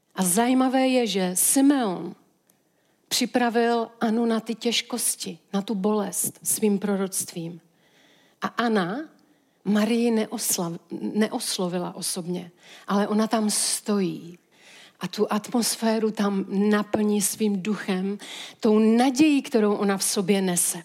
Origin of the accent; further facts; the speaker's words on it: Czechia; my jako Češi